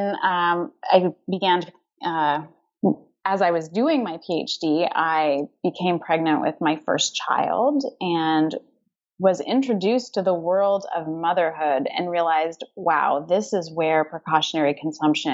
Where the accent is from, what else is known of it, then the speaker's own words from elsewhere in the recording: Canada; I'm Canadian.